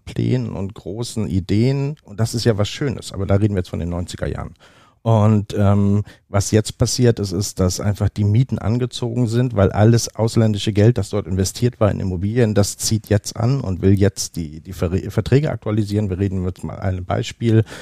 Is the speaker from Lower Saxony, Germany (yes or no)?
yes; Oldenburg, Lower Saxony, Germany; moved away as an adult; now in Hamburg, Germany; Wie gesagt, ich bin hier geboren. Ich bin hier nicht immer gewesen. Ich bin in Oldenburg aufgewachsen.